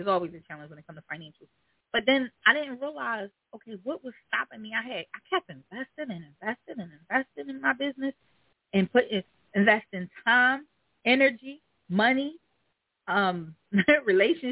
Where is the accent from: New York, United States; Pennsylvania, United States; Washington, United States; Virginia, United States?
Pennsylvania, United States; Philadelphia; I'm from the hood. I'm from North Philly.